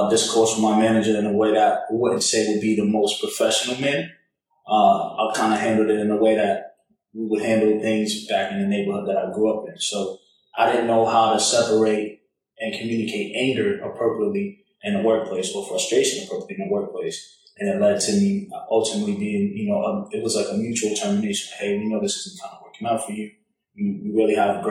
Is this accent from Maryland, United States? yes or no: no; Boston, Massachusetts, United States; accent: Boston; moved away as an adult; also born or lived in Atlanta, Georgia; I'm originally from Boston, if you can't tell by the accent. So grew up in the Northeast